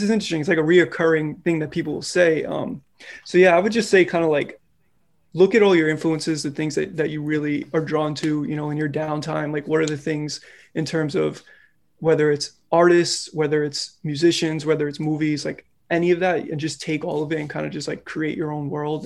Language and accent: English; New York City, New York, United States; I'm from New York, more specifically, I'm from the Bronx. I, uh, I grew up here, been out here my whole life